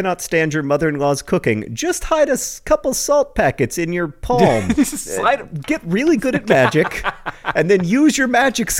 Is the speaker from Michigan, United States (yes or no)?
no; Indiana, United States; Yeah, and you know, that's happening in my home state of Indiana.